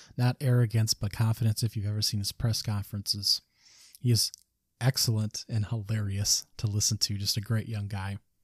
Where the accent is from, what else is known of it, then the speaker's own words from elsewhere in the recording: Michigan, United States; it's my home state, Michigan